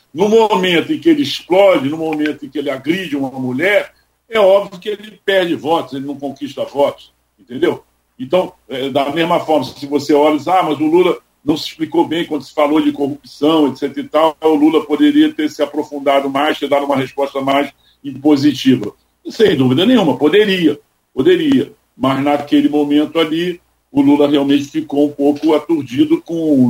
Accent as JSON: {"language": "Portuguese", "region": "Rio de Janeiro", "country": "Brazil", "tie": "born or raised there", "also_born_or_lived": "Teresópolis / Petrópolis", "said": "Eu sou carioca e tijucano, entendeu? E nasci aqui no meio de, de escolas de samba"}